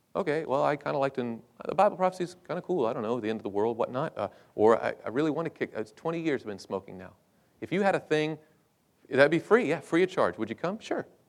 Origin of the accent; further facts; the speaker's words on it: United States; I was from the States